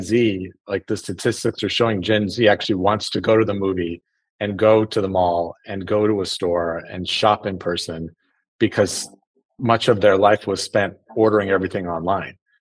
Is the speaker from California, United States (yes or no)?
yes; South Lake Tahoe, California, United States; I grew up in in Northern California in Tahoe